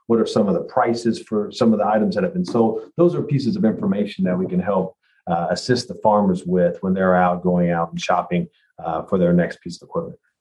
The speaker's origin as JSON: {"language": "English", "region": "Kentucky", "country": "United States", "tie": "born or raised there", "said": "I grew up in Kentucky here, and I've spent most of my life here"}